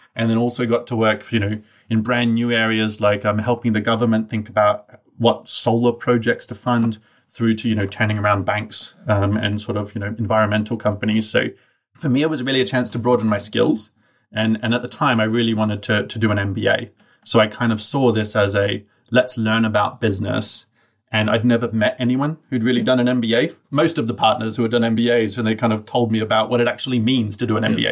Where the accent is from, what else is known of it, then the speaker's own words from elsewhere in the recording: Brisbane, Queensland, Australia; I grew up in Australia, in a place that the locals like to refer to as Bris Vegas.